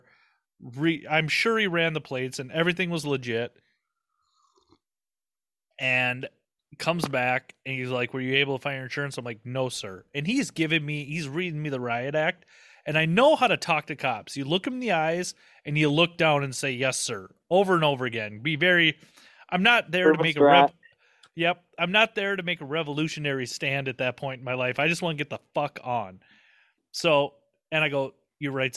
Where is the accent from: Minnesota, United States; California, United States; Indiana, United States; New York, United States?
Minnesota, United States; St. Paul; I'm from St. Paul, and I went through the riots of Minneapolis